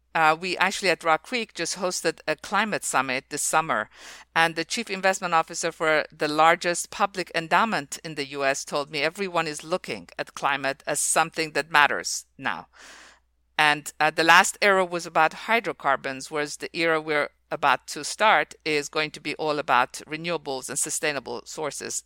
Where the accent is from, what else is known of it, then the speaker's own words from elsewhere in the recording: Iran; moved away as an adult; also born or lived in Oxford; I was born in Iran